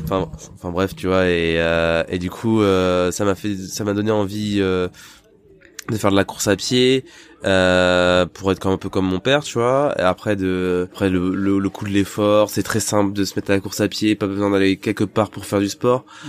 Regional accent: Île-de-France, France; moved away; quand j'étais dans le dans le 93

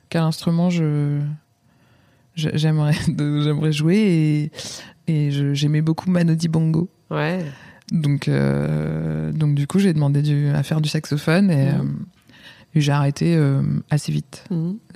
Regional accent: Yonne, Bourgogne-Franche-Comté, France; also born or lived in Lyon; provinciale et fière de l'être. Euh, je viens d'un petit village de 1500 habitants mmh. dans Lyon.

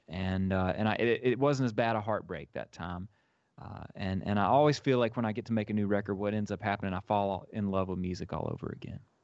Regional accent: Grenada, Mississippi, United States; now in Nashville, United States; create a program in my hometown, the Follow Your Heart Arts program. And, uh, and, and, and, through the experience of putting this program together with my family and, and from uh, local leaders in Grenada

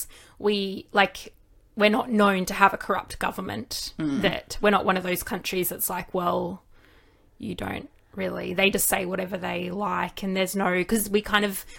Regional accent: Australia; I'm Australian

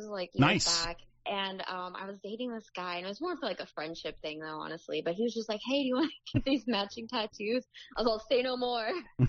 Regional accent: Arizona, United States; born or raised there; also born or lived in Wisconsin; now in California, United States

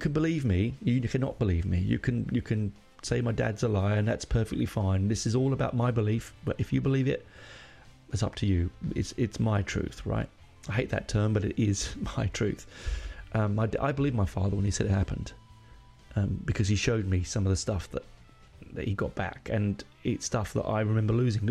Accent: London, United Kingdom; moved away as an adult; also born or lived in Hendon, London; now in Australia; where I grew up in Burnt Oak

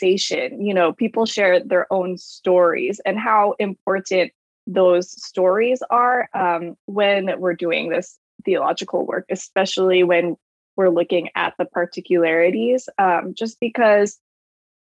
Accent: United States

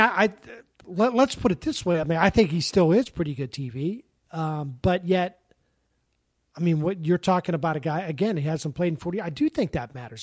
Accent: Pittsburgh, Pennsylvania, United States; I grew up in Pittsburgh

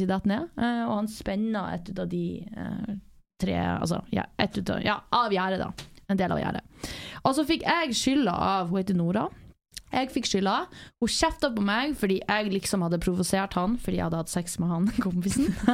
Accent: Northern Norway, Norway; born or raised there; now in Southern Norway

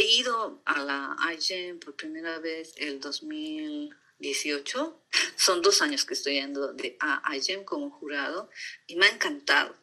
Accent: La Paz, Bolivia; moved away as an adult; also born or lived in Potosí, Bolivia / Sweden / United States; now in California, United States; yo después de cumplir un año me han llevado a vivir a La Paz, entonces todo mi mi educación, todo mi colegio, todo ha sido... Me siento más paseña

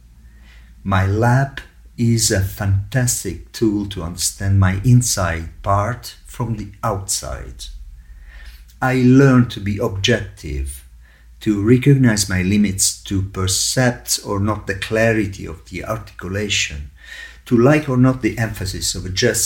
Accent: Catania, Sicily, Italy; moved away as an adult; now in Rome, Italy; I was born in Sicily and I moved to Rome in 1980 to follow my musical studies.

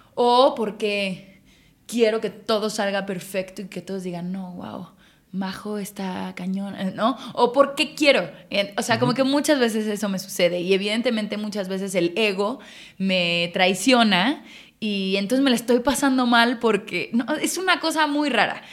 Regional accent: Mexico City, Mexico; En la Ciudad de México, Chilanga

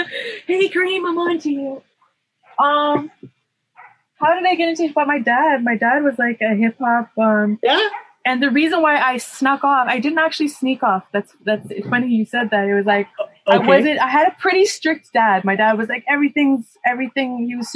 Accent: Cape Town, Western Cape, South Africa; the places that I grew up in Cape Town were not so safe.

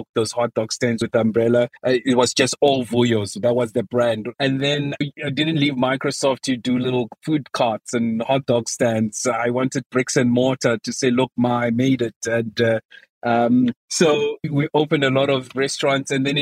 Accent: South Africa; my home country, South Africa

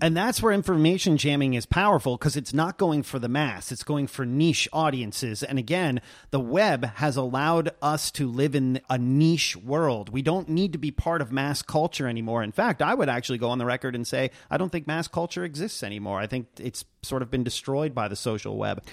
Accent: New York City, New York, United States; now in Redmond, United States; back in my hometown of New York City

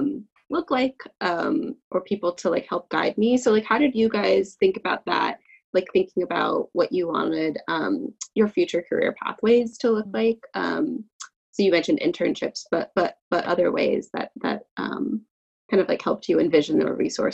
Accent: West Coast, United States; I grew up on the West Coast, which is, you know, can sometimes be less politically minded than the East Coast

